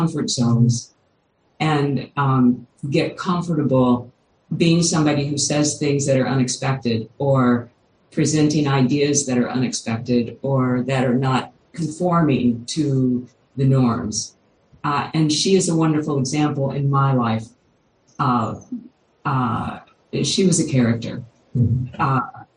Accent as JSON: {"language": "English", "region": "Kentucky", "country": "United States", "tie": "born or raised there", "said": "I grew up in Kentucky"}